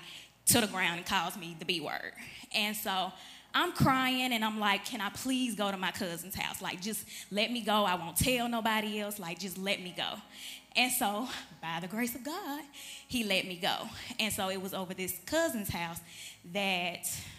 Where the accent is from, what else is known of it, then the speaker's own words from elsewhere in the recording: Chattanooga, Tennessee, United States; I'm from Chattanooga, Tennessee